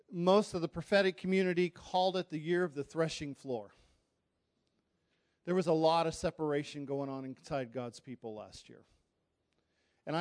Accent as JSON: {"language": "English", "country": "United States", "said": "I'm American"}